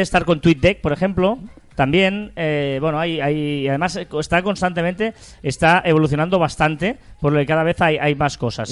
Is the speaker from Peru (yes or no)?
no; Catalonia, Spain; Somos catalanes